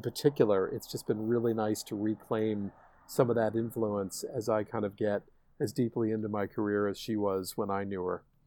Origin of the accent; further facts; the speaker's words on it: Darien, Connecticut, United States; growing up in Darien, Connecticut